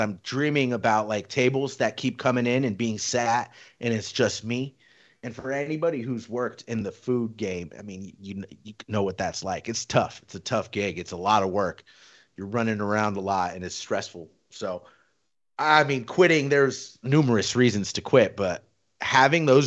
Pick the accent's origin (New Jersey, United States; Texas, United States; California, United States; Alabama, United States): California, United States; Riverside; moved away as an adult; also born or lived in Mission Viejo, California; now in Las Vegas, United States; born and raised in Riverside. We moved out to Mission Viejo in like 2000, so freshman year of high school for me.